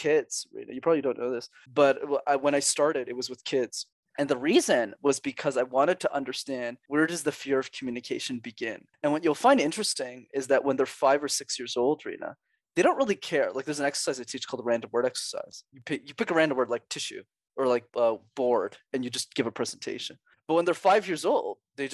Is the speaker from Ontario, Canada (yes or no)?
no; Montreal, Quebec, Canada; I'm born and raised in Montreal. So I learned French there and I still live there today.